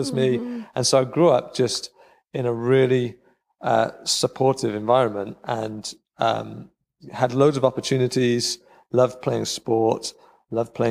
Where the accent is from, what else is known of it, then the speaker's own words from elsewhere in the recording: Cardiff, Wales, United Kingdom; moved away as an adult; now in Rhondda, United Kingdom; I grew up in Cardiff, which is only 20 miles away